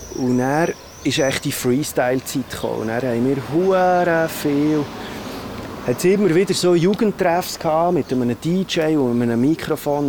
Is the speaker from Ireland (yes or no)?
no; Bern, Switzerland; bei uns in Bern